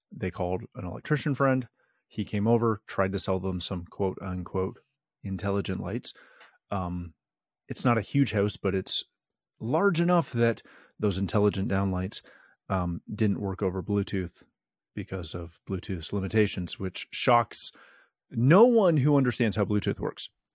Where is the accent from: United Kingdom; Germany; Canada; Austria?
Canada; I am Canadian